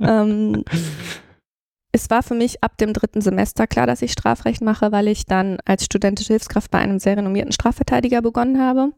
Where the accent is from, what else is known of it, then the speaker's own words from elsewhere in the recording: Flensburg, Schleswig-Holstein, Germany; moved away as an adult; now in Cologne, Germany; ich bin in Flensburg aufgewachsen